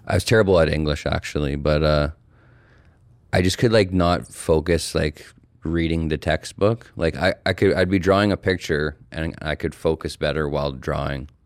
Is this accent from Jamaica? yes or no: no; Calgary, Alberta, Canada; I'm an artist and muralist born and raised in Calgary, Alberta